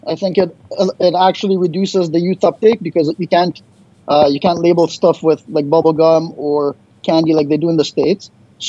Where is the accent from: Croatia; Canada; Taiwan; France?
Canada; we're Canadian.